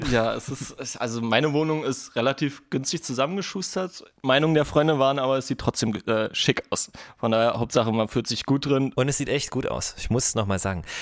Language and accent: German; Kosovo; now in Germany; ich komme auch aus einer Familie, also ich bin nicht in Deutschland geboren. Wir kamen damals 1999 als Kriegsflüchtlinge hier nach Deutschland aus dem Kosovo.